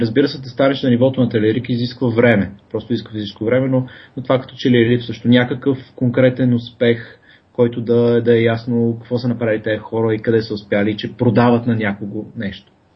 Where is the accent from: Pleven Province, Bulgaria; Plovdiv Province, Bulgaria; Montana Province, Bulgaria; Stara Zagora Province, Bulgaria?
Pleven Province, Bulgaria; Pleven; now in Sofia, Bulgaria; съм от Плевен, там съм бил в Мегето